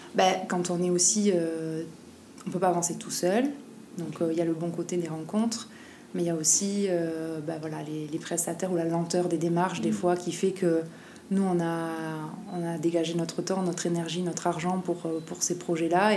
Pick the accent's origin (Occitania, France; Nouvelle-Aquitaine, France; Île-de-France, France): Nouvelle-Aquitaine, France; Basque Country; moved away as an adult; now in Tahiti, French Polynesia; je suis née au Pays Basque et j'ai grandi là-bas